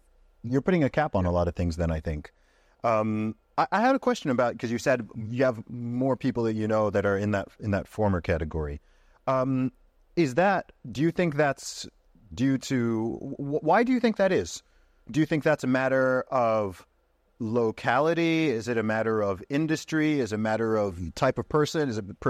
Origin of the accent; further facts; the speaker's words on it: Saudi Arabia; And then the environment I grew up in Saudi Arabia, it was all married couples.